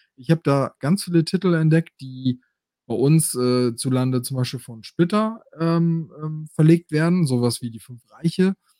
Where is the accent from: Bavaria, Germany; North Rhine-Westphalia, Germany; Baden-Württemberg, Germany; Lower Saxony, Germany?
Lower Saxony, Germany; Osnabrück; bei uns in Osnabrück